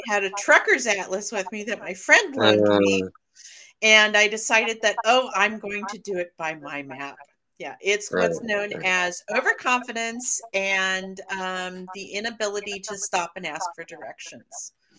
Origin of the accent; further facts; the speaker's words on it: Cedar Rapids, Iowa, United States; now in Portland, United States; I was born in Cedar Rapids.